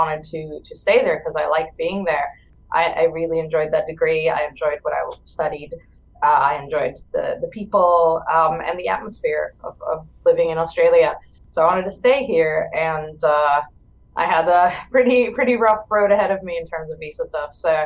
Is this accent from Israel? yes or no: yes; Israel; moved away as an adult; I'm originally from Israel